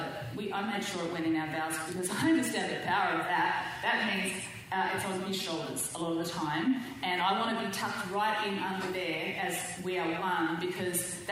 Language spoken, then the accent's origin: English; Australia; moved away as an adult; now in Southern California, United States; I'm too Australian